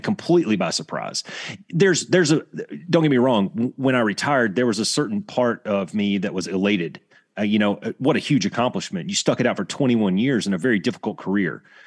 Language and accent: English; Alabama, United States; I grew up in Alabama.